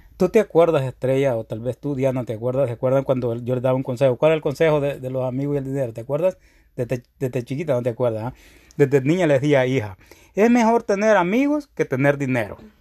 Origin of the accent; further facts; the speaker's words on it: El Salvador; now in United States; de donde yo vengo, que es El Salvador